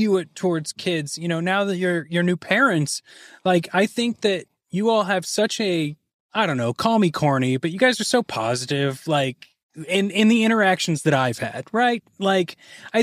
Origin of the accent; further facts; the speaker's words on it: Kansas, United States; accent: Kansas; my Kansas accent